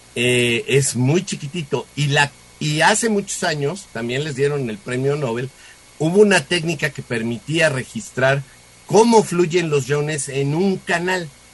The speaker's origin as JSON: {"language": "Spanish", "country": "Mexico", "said": "somos los mexicanos"}